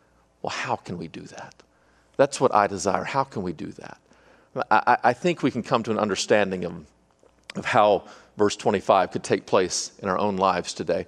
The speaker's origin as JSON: {"language": "English", "region": "Arkansas", "country": "United States", "said": "I'm from Arkansas"}